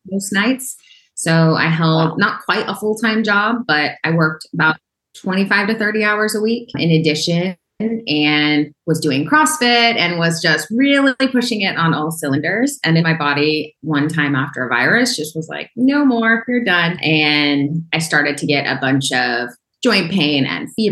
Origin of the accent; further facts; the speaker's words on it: Oklahoma, United States; I grew up in Oklahoma in a small town